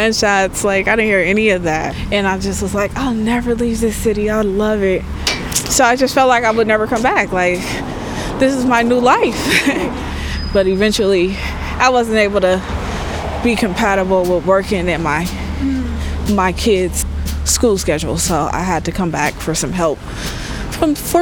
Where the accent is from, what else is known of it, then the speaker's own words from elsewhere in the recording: San Francisco, California, United States; also born or lived in Sacramento; I grew up here in this building here. That's my childhood home.